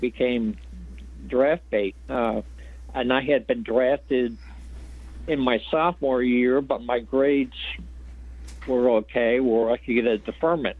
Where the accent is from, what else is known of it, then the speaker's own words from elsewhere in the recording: Philadelphia, Pennsylvania, United States; also born or lived in Florida; I grew up in Philly and in a section of town called Fishtown.